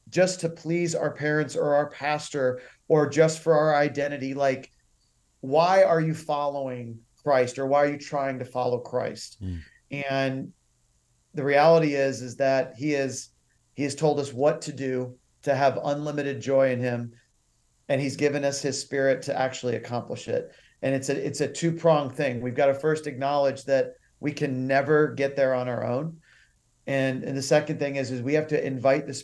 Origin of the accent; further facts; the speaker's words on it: the South, United States; also born or lived in Uganda; growing up in the South